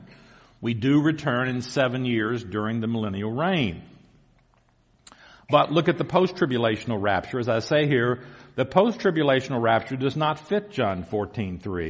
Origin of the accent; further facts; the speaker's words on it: the South, United States; accent: southern; moved away; You can probably tell by my accent I'm from the south.